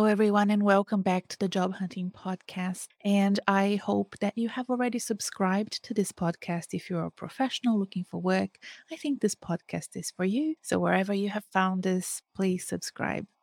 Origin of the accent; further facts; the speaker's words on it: Brazil; moved away; my home country, in Brazil